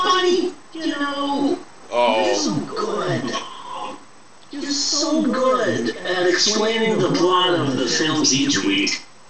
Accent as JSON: {"language": "English", "country": "United States", "said": "I'm an American."}